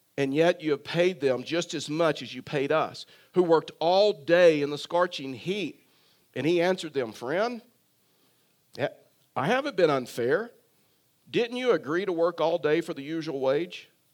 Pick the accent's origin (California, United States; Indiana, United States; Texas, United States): Texas, United States; I was raised in Texas